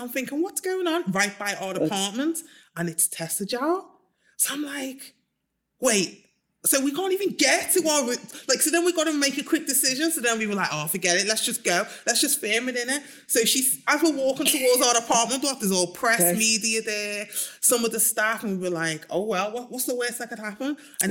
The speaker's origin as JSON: {"language": "English", "country": "Nigeria", "said": "I mean, Nigeria is amazing because I am like Nigerian myself."}